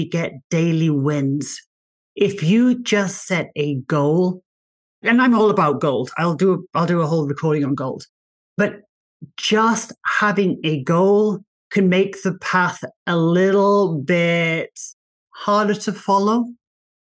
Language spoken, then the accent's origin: English; England, United Kingdom; accent: English; moved away as an adult; also born or lived in Australia; now in United States; So I'm English. You might be able to tell by my accent. I'm English.